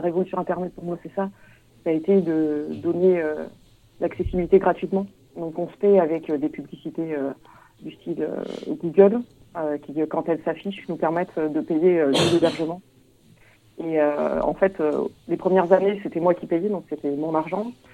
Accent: Auvergne-Rhône-Alpes, France; moved away; moi, à la base, je viens de, viens d'Auvergne

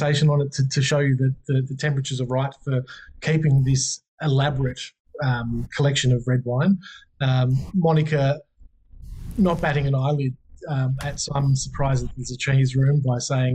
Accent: Wagga Wagga, New South Wales, Australia; coming from Wagga

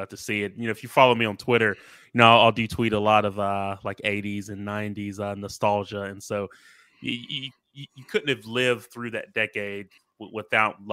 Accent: Mobile, Alabama, United States; I grew up in Alabama, in Mobile.

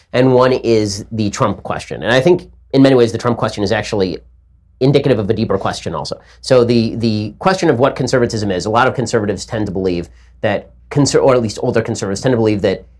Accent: Los Angeles, California, United States; I grew up in Hollywood, because I grew up in Los Angeles

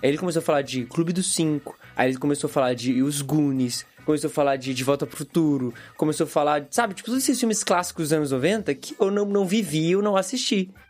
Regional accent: Japan; Tem a parada, claro, de que eu cresci no Japão, então eu cresci com animes, com desenhos e tal.

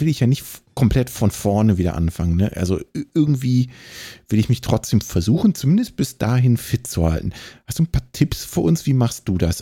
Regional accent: Bonn, North Rhine-Westphalia, Germany; moved away; wohlgemerkt auch meine Geburtsstadt

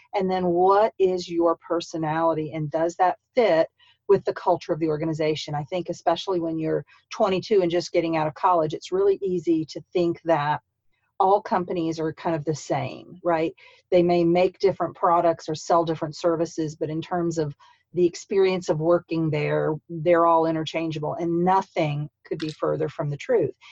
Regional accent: St. Petersburg, Florida, United States; also born or lived in Columbus, Georgia / Midwest / Marianna, Florida; now in Tallahassee, United States; I'm from St. Petersburg

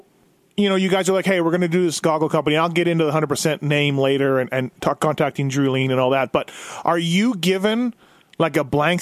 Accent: Canada; I grew up in Canada

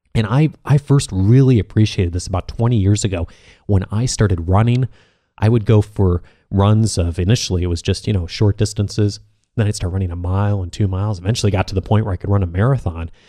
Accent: Midwest, United States; moved away as an adult; also born or lived in California; I grew up in the Midwest. I'd moved to California

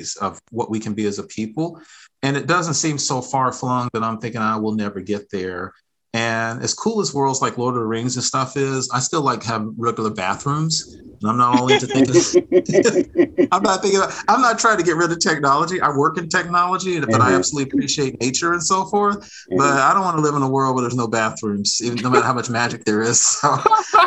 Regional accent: Fort Worth, Texas, United States; moved away as an adult; now in Atlanta, United States; I live in Atlanta, Georgia, originally from Fort Worth, Texas. That's I'm a Texan through and through

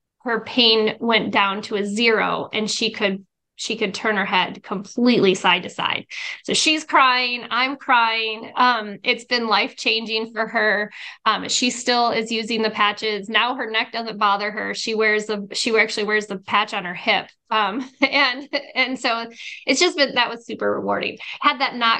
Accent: Arizona, United States; I'm from Arizona

